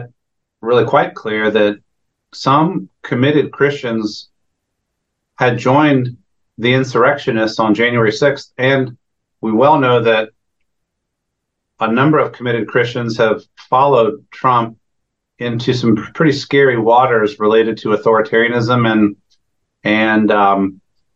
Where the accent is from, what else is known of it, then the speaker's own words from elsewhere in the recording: Northern Virginia, United States; I grew up in the Northern Virginia area